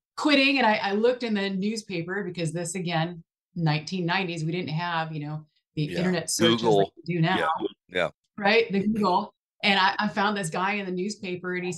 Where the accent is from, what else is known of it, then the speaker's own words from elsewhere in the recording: Buffalo, New York, United States; moved away as an adult; also born or lived in Southern California; now in Texas, United States; I'm from Buffalo, New York, originally